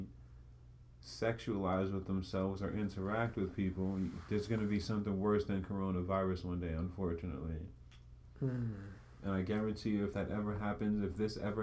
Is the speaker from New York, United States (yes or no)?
yes; New York, United States; I'm a New Yorker